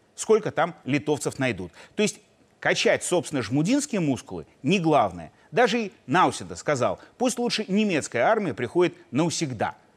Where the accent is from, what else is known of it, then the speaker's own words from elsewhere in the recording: Belarus; мы, белорусы, мирные люди